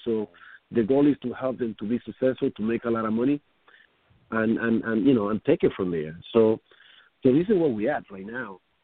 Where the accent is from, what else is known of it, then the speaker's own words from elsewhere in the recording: Dominican Republic; now in New York City, United States; I am from the Dominican Republic